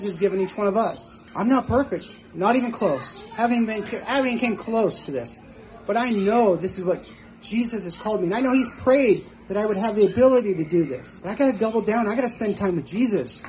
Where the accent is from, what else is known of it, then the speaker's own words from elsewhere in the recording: Nevada, United States; moved away; I'm from Nevada